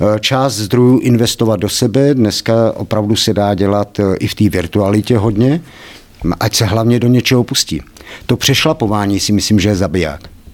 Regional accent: Kladno, Central Bohemian Region, Czechia; Já nejsem kladeňák, Eh, jsem tady z vesnice kousek vedle, ale nakladně jsem vyrost od malička, teda vlastně od jednoho roku.

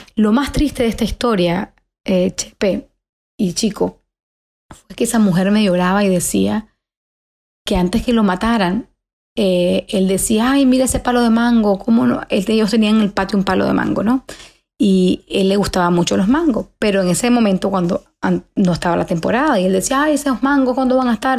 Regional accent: Nicaragua; moved away; nosotros como nicaragüenses

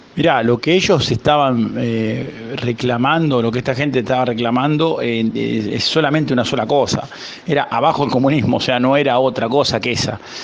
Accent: Huinca Renancó, Córdoba, Argentina; also born or lived in Málaga, Spain; now in Isla de la Juventud, Cuba; Yo soy oriundo de Huincarnancó, provincia de Córdoba, al sur de Córdoba.

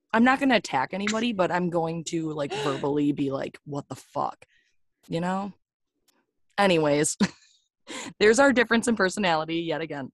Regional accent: Wisconsin, United States; I'm the bougier side of Wisconsin

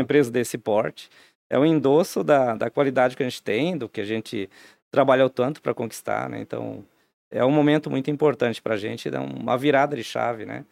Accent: Timbó, Santa Catarina, Brazil; also born or lived in Santa Cecília; now in Blumenau, Brazil; com 10 anos em morar para Timbó, aqui na, na região, né? É, minha adolescência toda lá

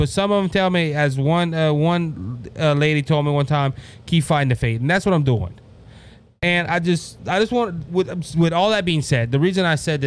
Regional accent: Cajun, Louisiana, United States; I'm Cajun

